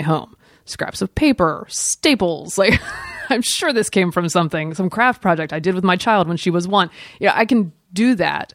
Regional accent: the South, United States; I'm from the South

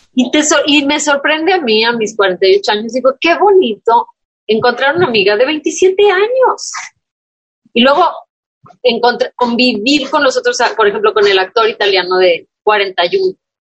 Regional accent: Tamaulipas, Mexico; soy, de Tamaulipas

